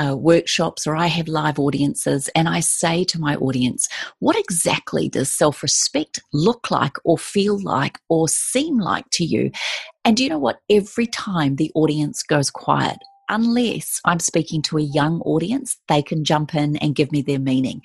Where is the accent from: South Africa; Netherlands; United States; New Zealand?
New Zealand; moved away; part of being a Kiwi is my deep reverence and respect for the culture that we hold in that country. And I feel very honored and privileged to call myself a New Zealander